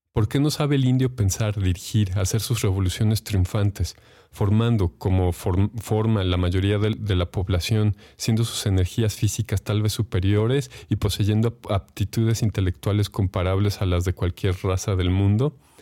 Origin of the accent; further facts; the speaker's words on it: Mexico; como mexicanos